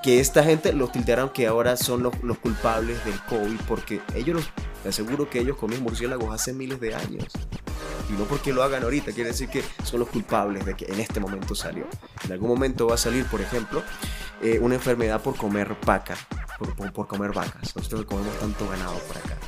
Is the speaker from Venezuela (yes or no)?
yes; Venezuela; moved away; A mí como venezolano, en el extranjero